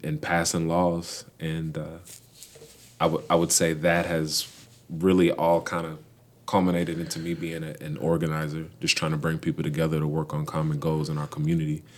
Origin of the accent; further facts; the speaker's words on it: Louisville, Kentucky, United States; born, raised, and proudly still living in the west end of Louisville. I'm originally from the Parkland neighborhood